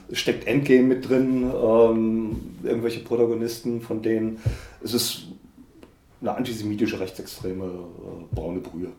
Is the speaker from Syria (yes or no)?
no; North Rhine-Westphalia, Germany; moved away as an adult; now in Saxony, Germany; ich bin ja mit ihm in Westfalen aufgewachsen